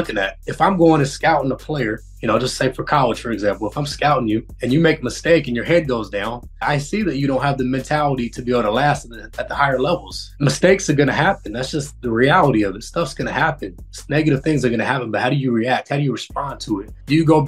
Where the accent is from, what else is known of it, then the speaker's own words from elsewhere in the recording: Federal Way, Washington, United States; also born or lived in Seattle; I grew up in Federal Way, Washington